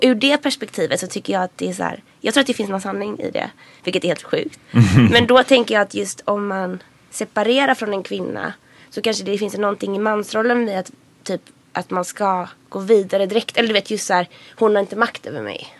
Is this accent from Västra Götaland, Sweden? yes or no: yes; Gothenburg, Västra Götaland, Sweden; now in Stockholm, Sweden; huvudkaraktären kommer ju från Göteborg, mm. så som jag gör